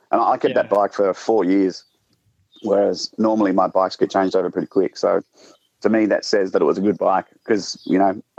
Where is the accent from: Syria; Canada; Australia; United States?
Australia; South Australia; moved away; I moved from South Australia to Victoria, which is kind of like changing countries in Australia.